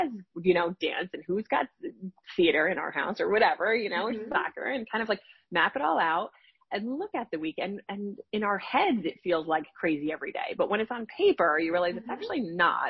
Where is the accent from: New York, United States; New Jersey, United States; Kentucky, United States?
New Jersey, United States; I live in New Jersey. I'm from New Jersey, and my father worked in the city, and he would commute home